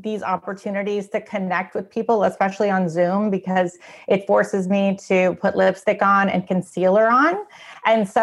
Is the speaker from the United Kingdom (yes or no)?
no; Canada; moved away as an adult; now in United States; I grew up in Canada. I still feel very Canadian